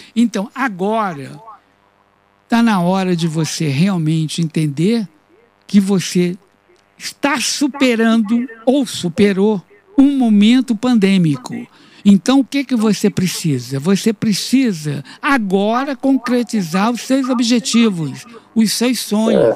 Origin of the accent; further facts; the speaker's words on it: Rio de Janeiro, Brazil; no Rio de Janeiro, que é a minha cidade natal